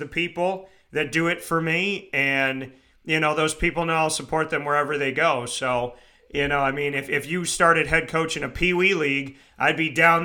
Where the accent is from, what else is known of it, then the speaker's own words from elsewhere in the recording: Syracuse, New York, United States; my hometown is my hometown